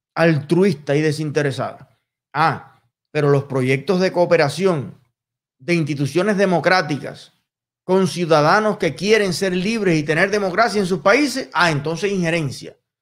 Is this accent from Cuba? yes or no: yes; Cuba; moved away as an adult; now in United States; soy cubano. He vivido prácticamente toda mi vida en Cuba, toda mi familia vive en Cuba